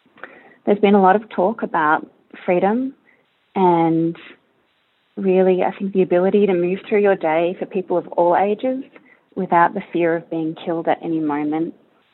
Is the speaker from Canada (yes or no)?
no; Australia; moved away as an adult; now in Burlington, United States; Hi, this is … in Burlington, Vermont, and I'm an Australian citizen who was in Australia when the Port Arthur massacre occurred in Tasmania in 1996.